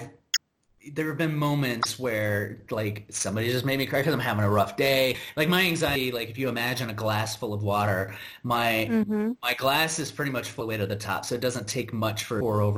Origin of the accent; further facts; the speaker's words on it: United States; as an American